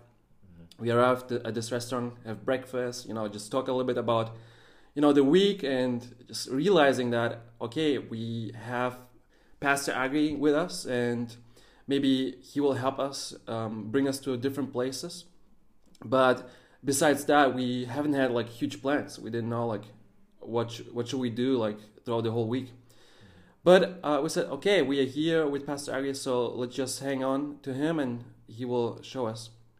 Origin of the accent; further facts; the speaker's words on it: Germany; also born or lived in Russia; I was born in Russia, raised up in Germany.